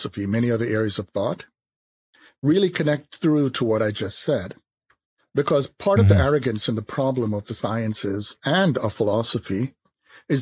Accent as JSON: {"language": "English", "country": "Jamaica", "tie": "born or raised there", "also_born_or_lived": "New York City, United States", "moved": "yes", "said": "I was born on the island of Jamaica"}